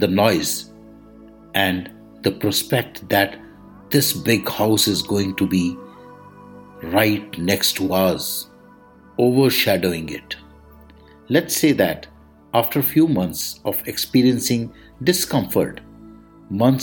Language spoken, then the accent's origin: English; India; I am the Indian monk